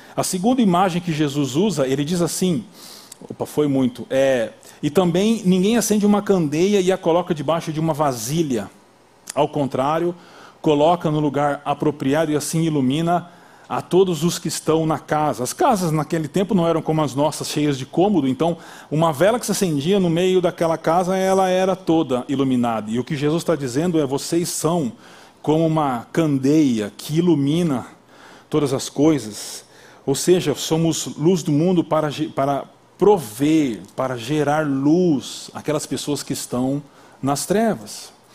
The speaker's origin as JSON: {"language": "Portuguese", "country": "Brazil", "said": "Nós brasileiros"}